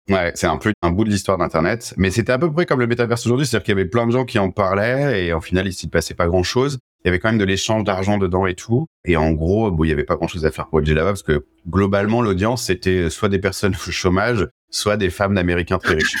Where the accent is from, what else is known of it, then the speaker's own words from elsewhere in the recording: Angers, Pays de la Loire, France; now in Paris, France; je viens d'Angers à la base, charmante ville de l'ouest de la France